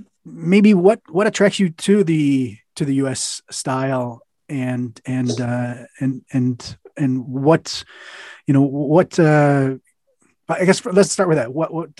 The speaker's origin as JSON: {"language": "English", "country": "United States", "moved": "as an adult", "lives_now": "Germany", "said": "as an American who's been living in Germany for a long time."}